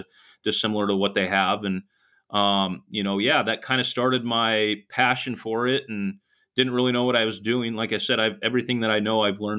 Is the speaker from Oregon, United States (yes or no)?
yes; Sweet Home, Oregon, United States; moved away as an adult; now in California, United States; coach back in my hometown where I grew up and played